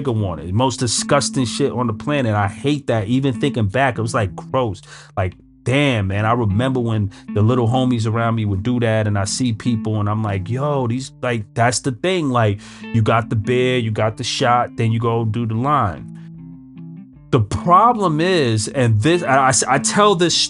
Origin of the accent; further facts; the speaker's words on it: New York City, New York, United States; I grew up in Brooklyn. I'm a Brooklyn guy, right?